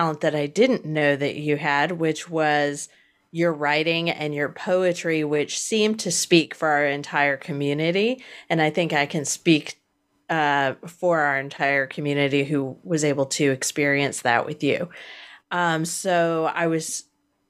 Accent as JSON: {"language": "English", "area": "Hampton Roads", "region": "Virginia", "country": "United States", "tie": "born or raised there", "also_born_or_lived": "Washington, D.C.", "moved": "yes", "lives_now": "Panama City, United States", "said": "I grew up in Hampton Roads"}